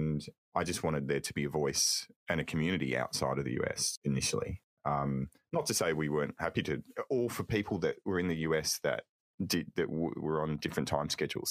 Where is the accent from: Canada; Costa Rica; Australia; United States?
Australia; also born or lived in Melbourne, Australia; I'm an Aussie